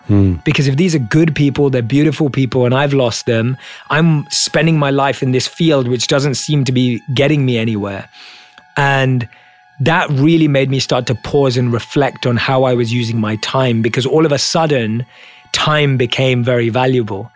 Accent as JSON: {"language": "English", "region": "London", "country": "United Kingdom", "tie": "born or raised there", "said": "I was born and raised in London as a normal Indian kid"}